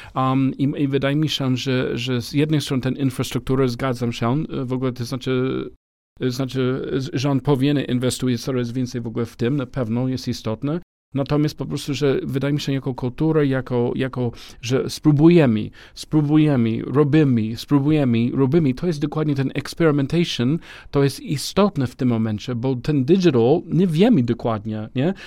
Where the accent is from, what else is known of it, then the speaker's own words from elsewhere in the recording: United States; Polish is a second language; also born or lived in Romania / Spain; now in Poland; jako Amerykaninem, ale mieszkam w ogóle w Polsce